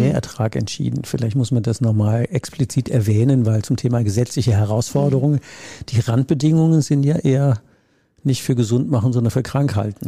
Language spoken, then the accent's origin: German; Rhineland, Germany; Ich komme ja aus dem Rheinland